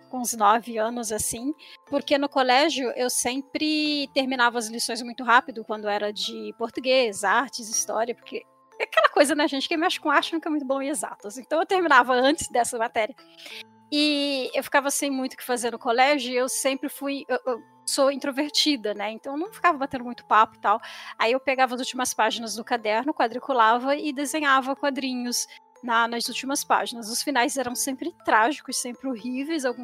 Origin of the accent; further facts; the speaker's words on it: São Paulo, Brazil; now in Rio de Janeiro, Brazil; eu sou natural de São Paulo, da capital. Moro no Rio já tem quase 18 anos